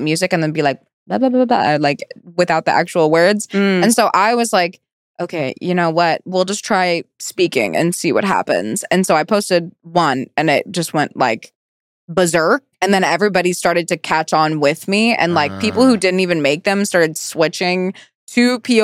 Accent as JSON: {"language": "English", "region": "Virginia", "country": "United States", "moved": "as an adult", "said": "I came all the way from Virginia"}